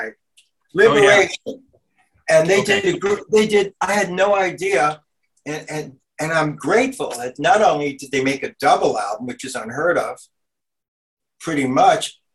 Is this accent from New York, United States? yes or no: yes; New York City, New York, United States; I grew up in Brooklyn